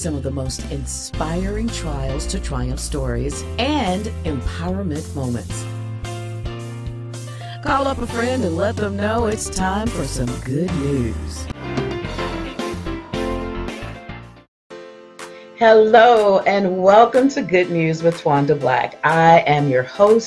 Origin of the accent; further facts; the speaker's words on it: Florida, United States; down in Daytona in my home state